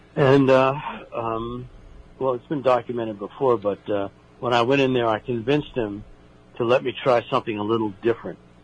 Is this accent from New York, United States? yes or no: yes; New York City, New York, United States; moved away; are all born and raised in New York City